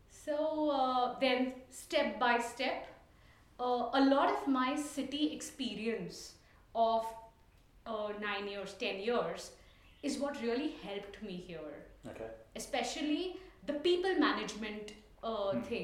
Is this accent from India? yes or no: yes; Mangalore, Karnataka, India; first language Tulu; English is a second language; Yeah, we speak Tulu because that's our uh, that's my mother tongue.